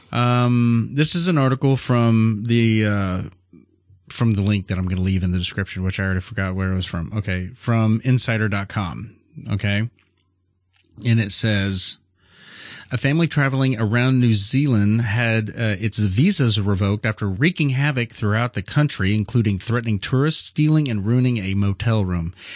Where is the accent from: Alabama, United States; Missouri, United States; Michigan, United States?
Missouri, United States; we're from Missouri.